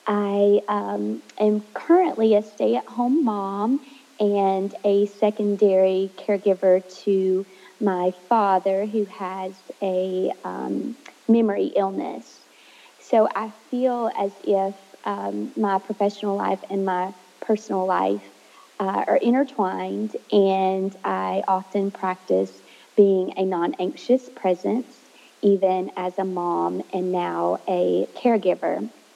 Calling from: Georgia, United States; I'm calling in from Georgia, where my husband and I live with our two children now.

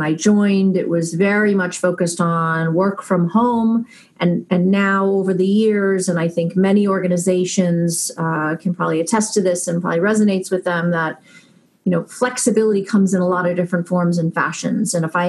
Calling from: Natick, Massachusetts, United States; I am calling in from Natick, Massachusetts, up in the New England area.

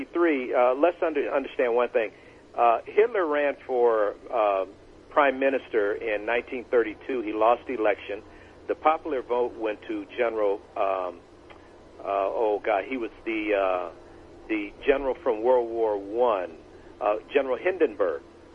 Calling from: Bloomington, California, United States; I'm calling from Bloomington, California.

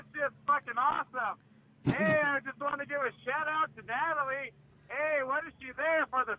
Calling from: Tempe, Arizona, United States; I'm calling from Tempe, Arizona.

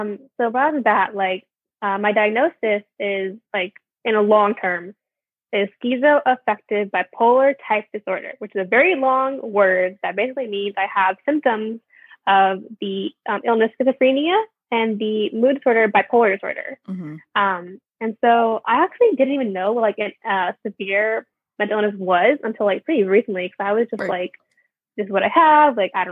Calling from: San Francisco, California, United States; I'm joining from San Francisco.

